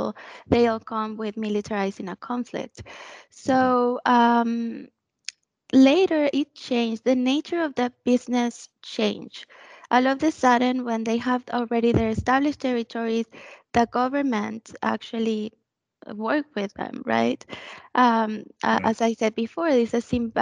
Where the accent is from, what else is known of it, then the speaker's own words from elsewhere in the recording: Mexico; moved away; this happened in my hometown